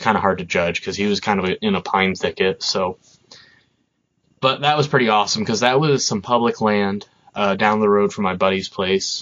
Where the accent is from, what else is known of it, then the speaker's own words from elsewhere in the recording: Burlington area, Vermont, United States; the Burlington area in Vermont. I'm not from Burlington, but that general area